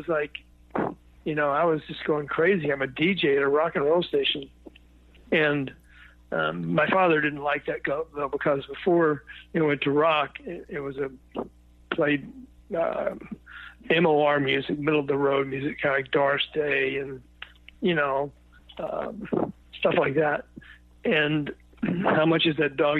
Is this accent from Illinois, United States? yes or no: no; Memphis, Tennessee, United States; I was born in Memphis, Tennessee.